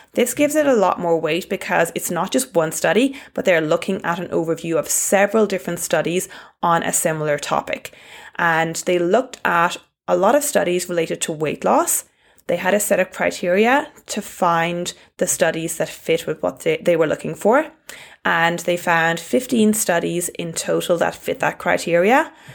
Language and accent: English; Ireland; accent: Irish; my Irish accent